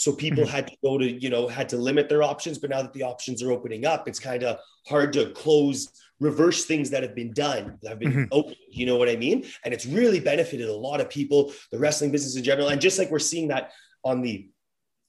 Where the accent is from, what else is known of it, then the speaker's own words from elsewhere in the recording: Edmonton, Alberta, Canada; I'm from Edmonton